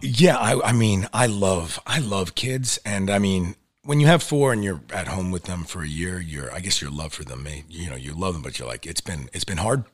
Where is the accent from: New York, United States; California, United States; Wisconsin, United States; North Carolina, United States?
New York, United States; accent: New York; growing up in New York, yeah, there's, like, everyone always was like, "What, where's your New York accent?"